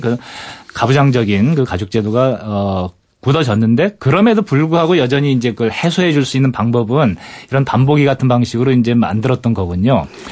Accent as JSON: {"language": "Korean", "region": "Gangwon", "country": "South Korea", "tie": "born or raised there", "said": "강원도 출신이거든요."}